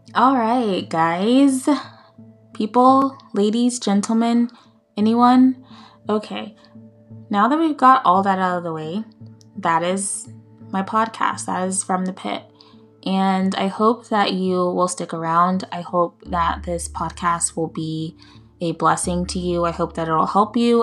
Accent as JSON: {"language": "English", "country": "United States", "said": "I'm from the United States. I won't get into specifics, but I'm from the U S"}